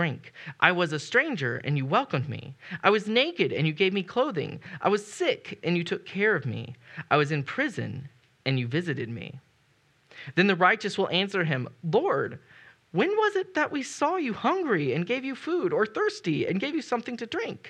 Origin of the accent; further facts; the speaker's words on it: United States; as an American